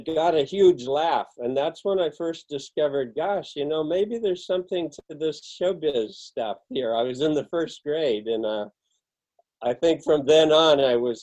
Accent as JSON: {"language": "English", "town": "Elk", "region": "California", "country": "United States", "tie": "born or raised there", "also_born_or_lived": "Manchester, California", "said": "I grew up in a little town called Elk, California"}